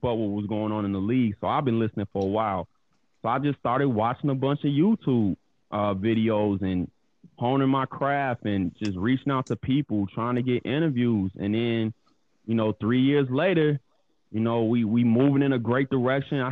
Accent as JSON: {"language": "English", "town": "Chicago", "region": "Illinois", "country": "United States", "tie": "born or raised there", "also_born_or_lived": "Flossmoor, Illinois", "said": "born and raised in Chicago, Illinois, East Side."}